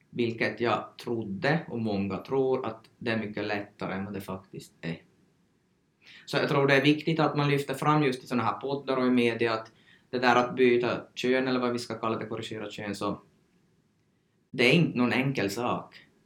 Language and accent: Swedish; Sweden; Så jag har tagit som svensk information, men då går det ju inte helt att applicera här heller på, på oss från Sverige.